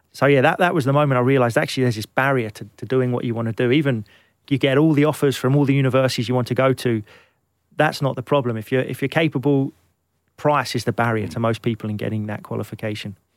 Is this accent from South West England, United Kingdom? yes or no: no; London, United Kingdom; also born or lived in Glenelg, Scotland; I grew up in Kentish Town